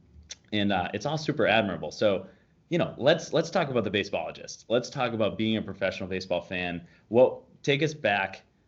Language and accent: English; Boston, Massachusetts, United States; I live in Boston. I grew up in the Boston area